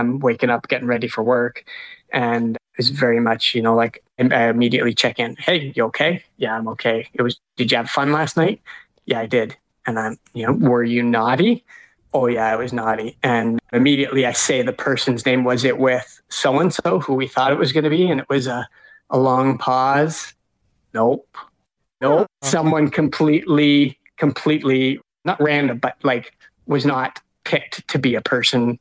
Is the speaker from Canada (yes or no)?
yes; Canada; we're Canadian